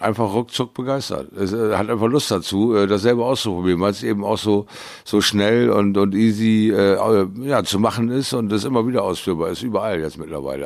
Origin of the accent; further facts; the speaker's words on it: near Bremerhaven, Bremen, Germany; in meiner Heimatstadt mal wieder die Leidenschaft zu entfachen. In, äh, in der Nähe von Bremerhaven